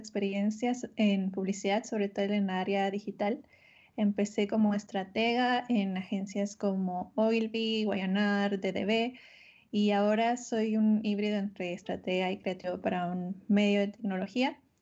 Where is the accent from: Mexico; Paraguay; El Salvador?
Mexico; northern Mexico; now in Mexico City, Mexico; resido en la Ciudad de México, solo que ahora en, en contingencia estoy en mi ciudad natal, acá en el norte